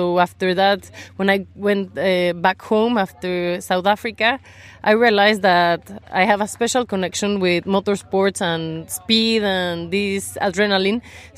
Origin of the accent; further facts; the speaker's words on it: Mexico; English is a second language; from Mexico, and in Mexico I ride a 1200